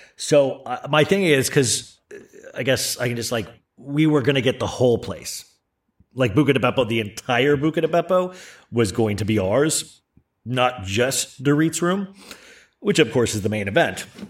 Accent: Tempe, Arizona, United States; moved away; a band I grew up with in Tempe, Arizona

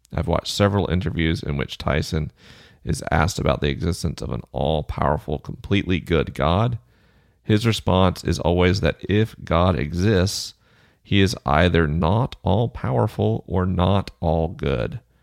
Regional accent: Southeast, United States; moved away; I'm from the Southeast.

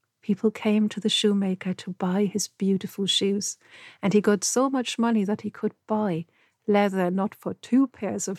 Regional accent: Germany; I grew up surrounded by stories. Because where I lived, it's very close to the fairy tale road

